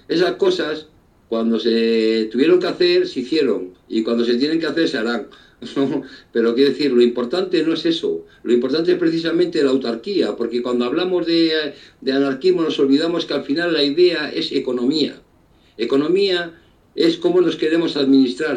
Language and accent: Spanish; Spain; un pueblo como el nuestro, que ha dado tantos revolucionarios